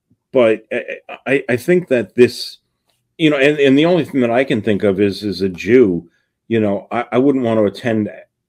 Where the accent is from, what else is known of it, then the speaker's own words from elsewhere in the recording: Bronx, New York, United States; I grew up in the Bronx in the 1960s and 70s